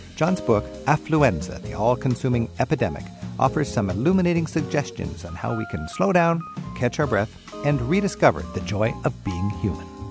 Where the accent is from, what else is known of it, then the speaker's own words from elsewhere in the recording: Netherlands; I was born in the Netherlands